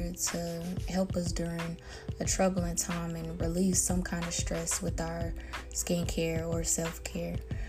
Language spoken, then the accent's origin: English; Dallas, Texas, United States; now in Houston, United States; I currently attend Texas Southern University, which is in Houston. I'm originally from Dallas.